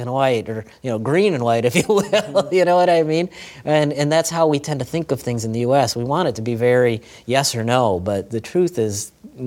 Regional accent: United States; I'm an American

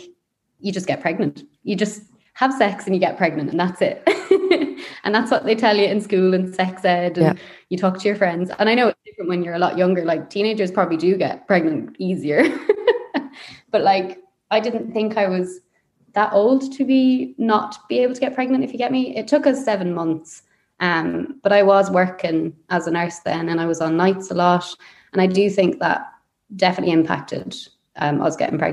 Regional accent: Leitrim, Connacht, Ireland; now in Sligo, Ireland; I'm from Leitrim, and I had a very kind of hippie, kind of free kind of childhood

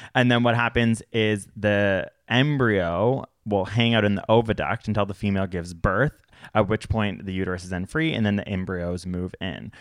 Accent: Toronto, Ontario, Canada; where I grew up in Toronto

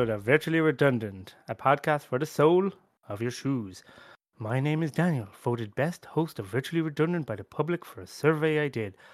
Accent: Ireland

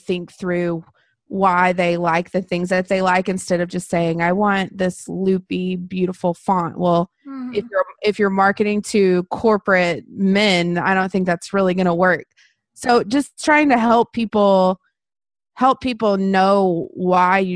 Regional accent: Texas, United States; also born or lived in Brownwood, Texas; now in Waco, United States; I am from Waco, Texas, and I have lived here pretty much my whole life. So I've been here, you know, I grew up in a tiny little town

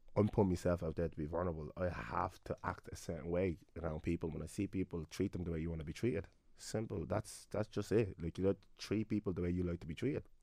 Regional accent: Clondalkin, Leinster, Ireland; me being a black young fella growing up in Clondalkin

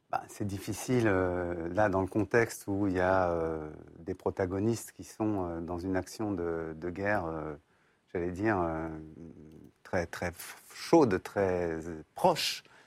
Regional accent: France; nous sommes français

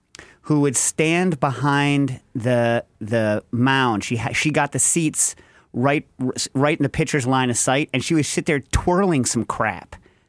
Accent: United Kingdom; I'm British.

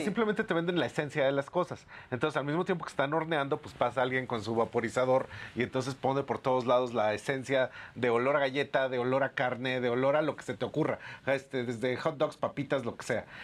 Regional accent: Mexico; como mexicanos

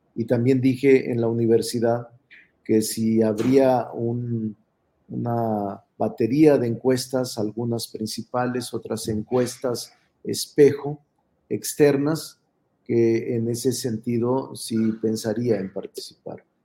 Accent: Zacatecas, Mexico; moved away as an adult; now in Mexico City, Mexico; Yo nací en Zacatecas

